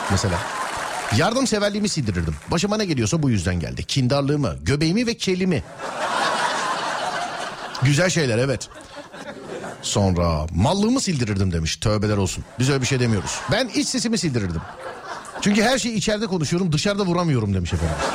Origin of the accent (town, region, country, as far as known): Manisa, Turkey